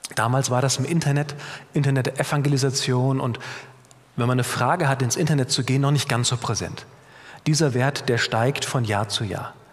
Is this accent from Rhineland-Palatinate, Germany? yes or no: yes; Bad Kreuznach, Rhineland-Palatinate, Germany; moved away as an adult; now in Bogenhofen, Austria; Da komme ich auch ursprünglich her. Vielleicht hört man es auch ein bisschen. Ich habe keinen bayerischen Akzent, auch keinen österreichischen. Ich komme aus Mittelrhein, aus Bad Kreuznach